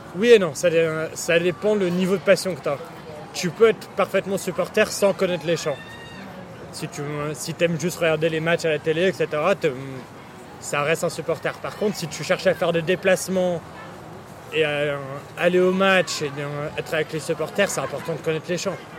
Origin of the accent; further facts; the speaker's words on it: Boulogne-Billancourt, Île-de-France, France; also born or lived in United Kingdom / Saint-Germain-en-Laye; now in London, United Kingdom; suis né au Royaume-Uni, mais euh, je suis rentré en France quand j'avais deux ans et demi. J'ai grandi à Boulogne-Billancourt avant de, déménager à Saint-Germain-en-Laye.